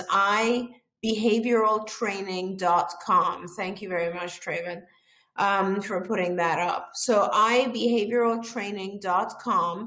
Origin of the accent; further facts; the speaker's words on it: Iran; moved away; I'm originally from Iran.